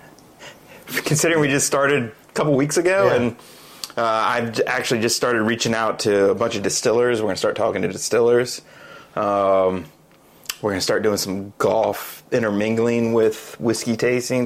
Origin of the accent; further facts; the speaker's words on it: United States; I'm American